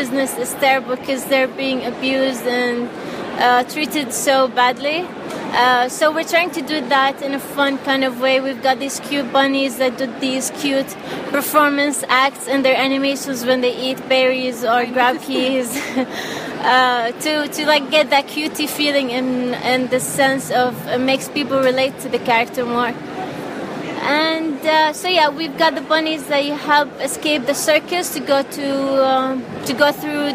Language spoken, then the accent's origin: English; Al Ain, Abu Dhabi, United Arab Emirates; I'm from Al Ain, Abu Dhabi.